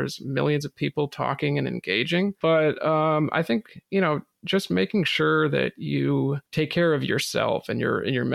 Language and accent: English; New England, United States; I'm from New England